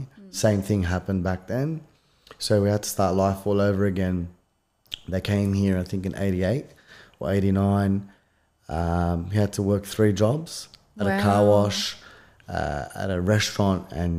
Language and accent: English; Punchbowl, New South Wales, Australia; I think, we came here, you know, obviously son of an immigrant. So kind of growing up in Punchbowl, I would say I was very colourful.